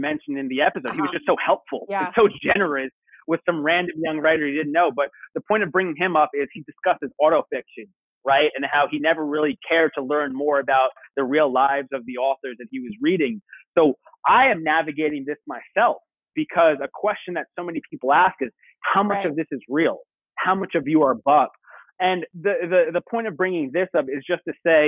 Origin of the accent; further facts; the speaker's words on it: Long Island, New York, United States; I'm originally from Long Island.